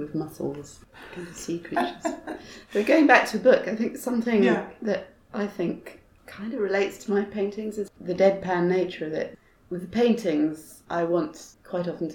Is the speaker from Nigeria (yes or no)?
no; Malaysia; I grew up in Malaysia, so we did snorkeling a lot as a child